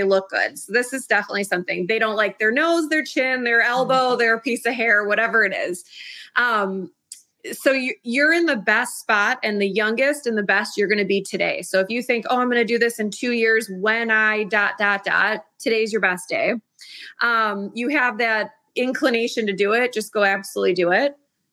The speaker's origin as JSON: {"language": "English", "town": "Chicago", "region": "Illinois", "country": "United States", "tie": "born or raised there", "said": "my hometown of Chicago"}